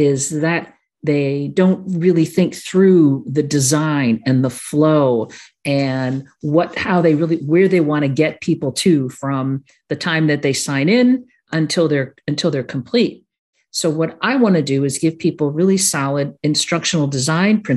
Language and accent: English; Chicago, Illinois, United States; I am a Sicilian from Chicago